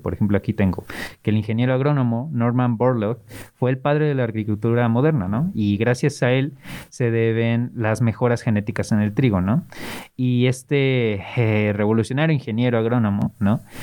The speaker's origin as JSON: {"language": "Spanish", "region": "Mexico City", "country": "Mexico", "moved": "yes", "said": "en Ciudad de México, eh, es de donde vengo y me dicen chilango"}